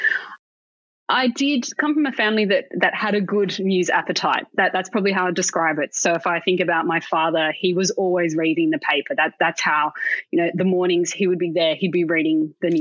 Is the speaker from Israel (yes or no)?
no; Sydney, New South Wales, Australia; I grew up in Sydney